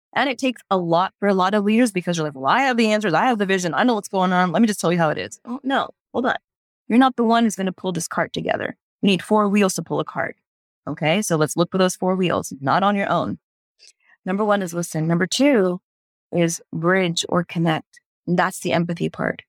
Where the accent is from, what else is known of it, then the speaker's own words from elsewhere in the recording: Houston, Texas, United States; moved away as an adult; also born or lived in India; growing up in the United States, in Houston, Texas